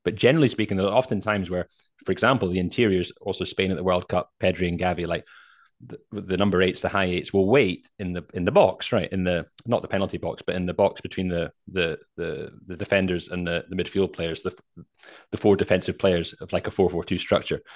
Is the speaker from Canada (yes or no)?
no; Scotland, United Kingdom; I'm a Scottish guy